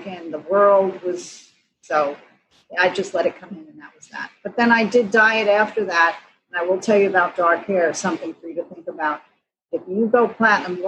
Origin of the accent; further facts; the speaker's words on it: New York City, New York, United States; I grew up in New York City